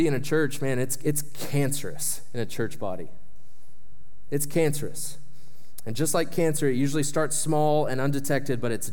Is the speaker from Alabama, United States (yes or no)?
no; Shawnee, Oklahoma, United States; my hometown of Shawnee, Oklahoma, was hit hard by a tornado. And the place where I grew up, went to school, all